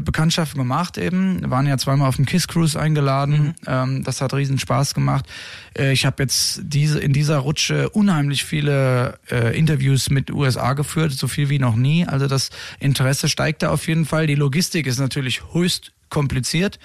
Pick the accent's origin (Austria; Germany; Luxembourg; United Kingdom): Germany; Rheingau, Hesse; wir kommen ja alle aus dem Rheingau, ursprünglich